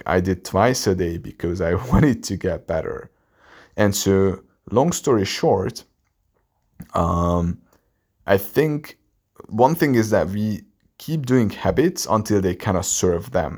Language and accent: English; Hungary; English is a second language; a guy from Hungary, my English is not even my native language